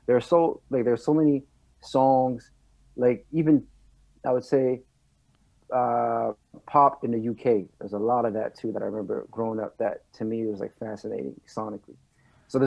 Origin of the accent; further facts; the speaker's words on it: Laval, Quebec, Canada; first language French; English is a second language; also born or lived in Montreal; I was actually born and raised in Laval my entire life.